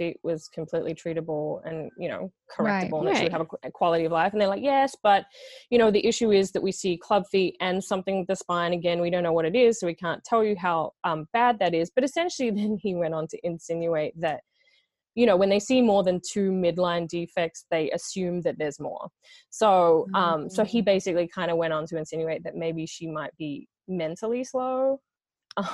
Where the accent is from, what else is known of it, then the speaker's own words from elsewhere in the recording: Australia; moved away as an adult; now in Los Angeles, United States; I am Australian